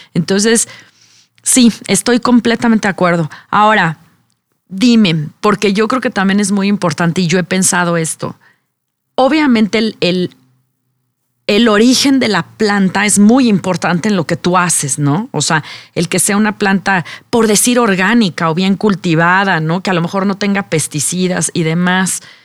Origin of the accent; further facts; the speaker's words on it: Mexico; nuestra como mexicanos